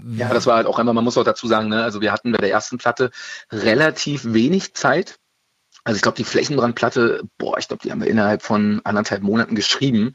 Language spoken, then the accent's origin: German; Berlin, Germany; ich bin ja auch geborener Berliner